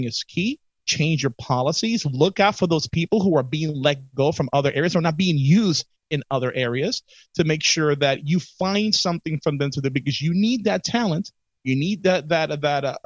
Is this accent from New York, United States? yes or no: yes; New York City, New York, United States; I'm from the Bronx.